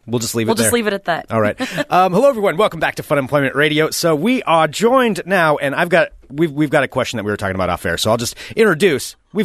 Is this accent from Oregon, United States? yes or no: yes; near Albany, Oregon, United States; I would go see them in Albany because I grew up not too far from there, too.